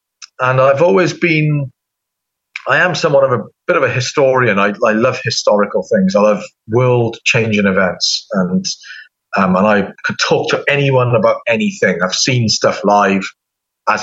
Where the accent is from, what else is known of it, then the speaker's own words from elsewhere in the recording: United Kingdom; accent: British; now in United States; as soon as somebody hears my accent or whatever, they will bring the UK up